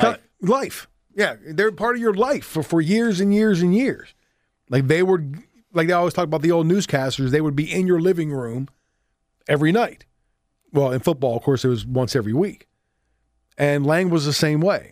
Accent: Southwest Pennsylvania, United States; growing up in Southwest P

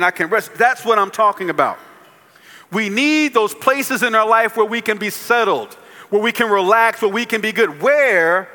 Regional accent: New Jersey, United States; now in Columbia, United States; I live in Columbia, South Carolina. I'm from New Jersey.

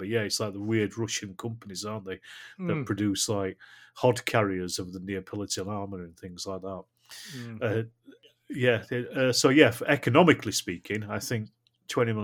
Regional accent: Rotherham, Yorkshire and the Humber, United Kingdom; I'm from Rotherham. I'm north of Sheffield anyway, so it doesn't really matter to me. I'm 7 miles north

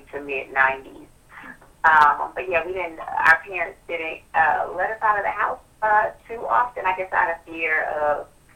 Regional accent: Milwaukee, Wisconsin, United States; I grew up on the north side of Milwaukee, right at about 27th and Juneau

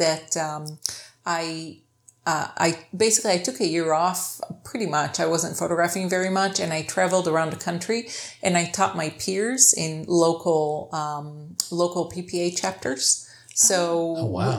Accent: Israel; moved away; also born or lived in Ohio, United States; I'm from Israel. Right. I grew up in Israel, and then my dad lived in Ohio my whole life. So I was kind of back and forth.

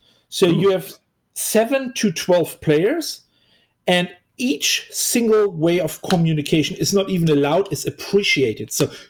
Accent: Germany; English is a second language; moved away as an adult; also born or lived in St. Louis, United States; I'm obviously from Germany. However, I used to live in the United States for a while.

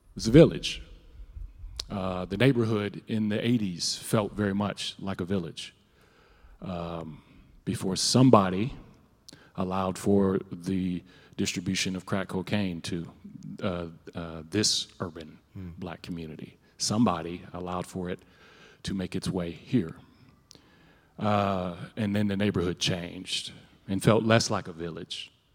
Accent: Minneapolis, Minnesota, United States; I'm from North Minneapolis. Uh, I'm 45

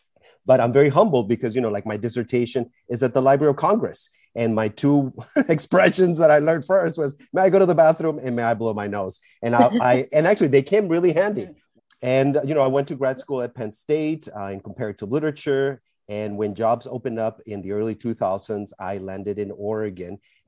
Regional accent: Costa Rica; first language Spanish; English is a second language; now in Portland, United States; I'm originally from Costa Rica.

